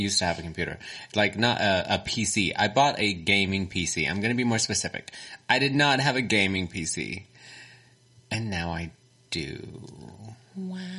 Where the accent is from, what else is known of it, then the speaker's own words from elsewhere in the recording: Texas, United States; accent: Texan; Mine is very Texan.